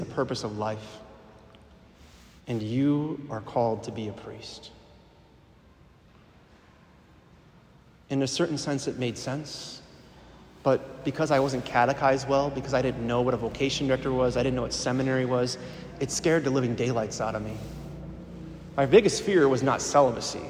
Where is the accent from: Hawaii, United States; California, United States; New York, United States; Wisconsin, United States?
Wisconsin, United States; Milwaukee; moved away as an adult; also born or lived in Green Bay, Wisconsin; I'm originally from the Archdiocese in Milwaukee